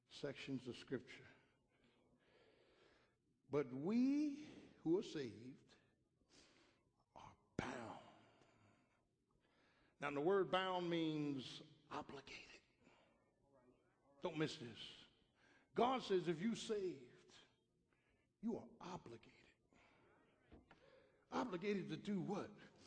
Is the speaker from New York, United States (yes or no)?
no; Philadelphia, Pennsylvania, United States; born or raised there